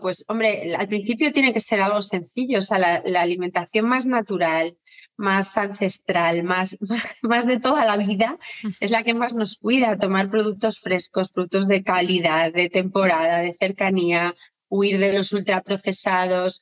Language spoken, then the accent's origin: Spanish; Torrelodones, Community of Madrid, Spain; moved away as an adult; now in Madrid, Spain; yo soy de Torrelodones, aunque vivo en Madrid